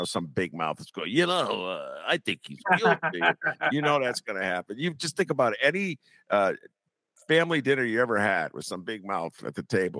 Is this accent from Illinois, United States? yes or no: yes; Evanston, Illinois, United States; as an Evanstonian who grew up in the suburbs